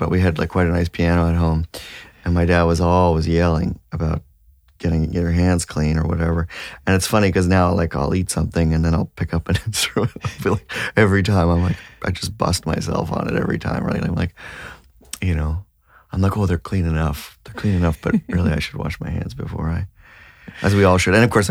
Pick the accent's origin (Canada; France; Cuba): Canada; Toronto, Ontario; now in Nova Scotia, Canada; in Toronto. I grew up in Toronto.